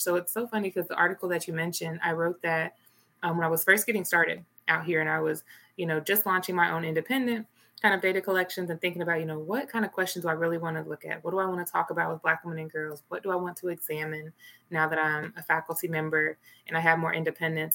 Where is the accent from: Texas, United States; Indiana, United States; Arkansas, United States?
Arkansas, United States; Little Rock; moved away; I'm originally from Little Rock, Arkansas